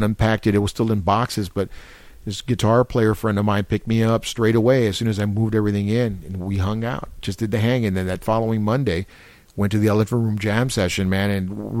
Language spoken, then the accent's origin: English; San Antonio, Texas, United States; growing up in San Antonio